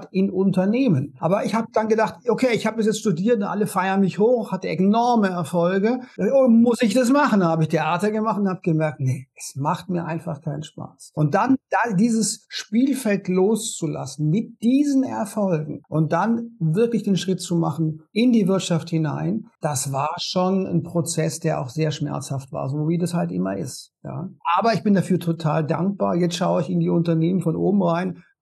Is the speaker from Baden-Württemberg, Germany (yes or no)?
yes; Konstanz, Baden-Württemberg, Germany; now in Berlin, Germany; ich komme ursprünglich aus Konstanz am Bodensee und lebe jetzt in Berlin und habe zwei Kinder.